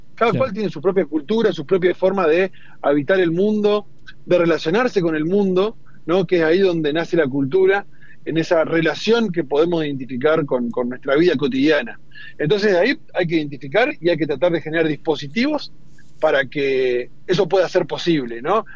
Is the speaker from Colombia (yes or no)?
no; Argentina; donde también es Argentina, donde somos argentinos y argentinas